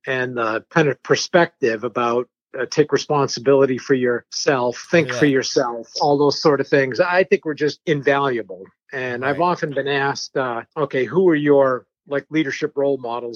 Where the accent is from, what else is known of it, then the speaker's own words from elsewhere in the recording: New Hampshire, United States; first language French; English is a second language; I grew up in New Hampshire, in a small French Canadian enclave in New Hampshire